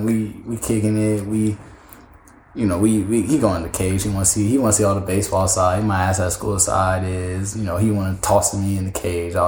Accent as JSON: {"language": "English", "area": "the Bay Area", "region": "California", "country": "United States", "tie": "born or raised there", "said": "I'm big from the Bay, so you know, grew up all hearing all about Barry"}